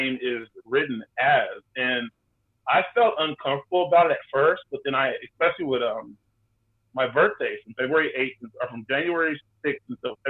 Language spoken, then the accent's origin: English; Austin, Texas, United States; The 512 in Austin, Texas. I am a native born Austinite